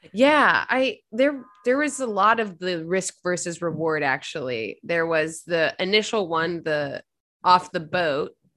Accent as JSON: {"language": "English", "region": "Virginia", "country": "United States", "said": "I'm from Virginia"}